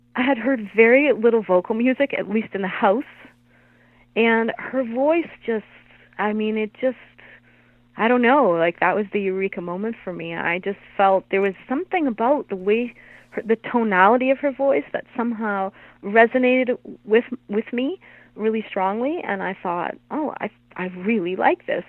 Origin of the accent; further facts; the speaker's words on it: Hamilton, Ontario, Canada; I'm from Hamilton